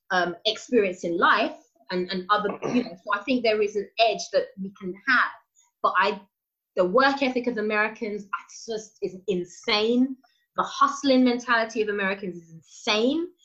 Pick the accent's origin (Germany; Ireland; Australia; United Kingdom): United Kingdom; especially when you go out to the states as a British actor